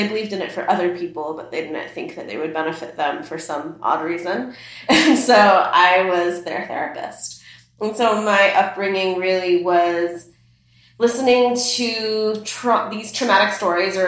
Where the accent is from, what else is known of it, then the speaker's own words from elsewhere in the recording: Midwest, United States; English is a second language; I was raised around because of being like in the country, like near the suburbs, like in the Midwest